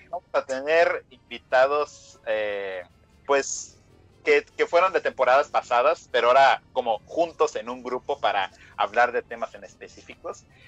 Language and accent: Spanish; Mexico